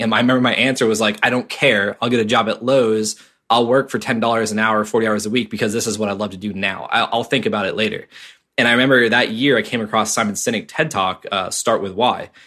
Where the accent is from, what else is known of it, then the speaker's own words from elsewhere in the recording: Cape Cod, Massachusetts, United States; I grew up in Cape Cod, Massachusetts